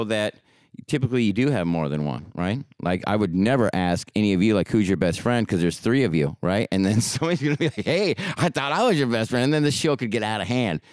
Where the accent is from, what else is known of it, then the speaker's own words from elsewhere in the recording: Portland, Oregon, United States; also born or lived in Hollywood, California; now in San Diego, United States; I grew up in Portland, Oregon, and then I moved down to Hollywood, California, and now I live in San Diego